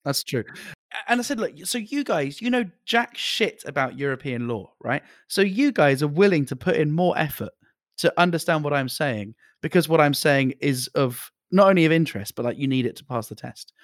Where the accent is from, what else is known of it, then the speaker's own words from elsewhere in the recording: United Kingdom; even as a British person